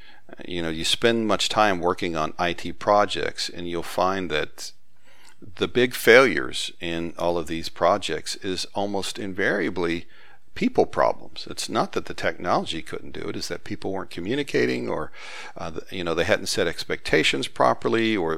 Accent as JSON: {"language": "English", "town": "Huntsville", "region": "Alabama", "country": "United States", "tie": "born or raised there", "said": "growing up in Huntsville, Alabama, just as smart and just as capable, but they never decided to shake their Southern accent."}